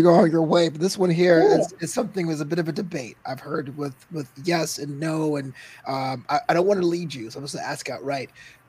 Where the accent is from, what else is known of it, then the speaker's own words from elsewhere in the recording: New York City, New York, United States; moved away as an adult; also born or lived in Florida; now in Los Angeles, United States; We're from Brooklyn. I lived in Florida for about 4 years, came out to LA 15 years ago.